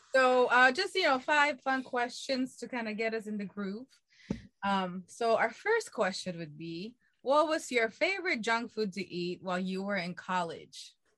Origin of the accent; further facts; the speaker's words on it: Philippines; moved away; I am from the Philippines